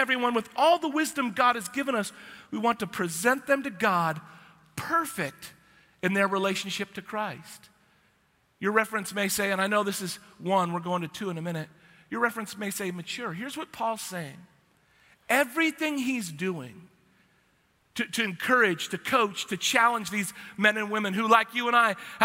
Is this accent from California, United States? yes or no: no; Washington, United States; now in Texas, United States; I'm from Washington, the evergreen state